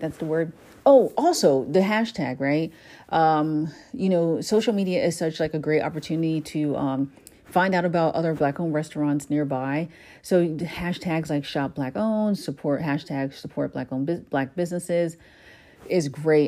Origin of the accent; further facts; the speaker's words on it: New Jersey, United States; my brother and I were born here in the States, in New Jersey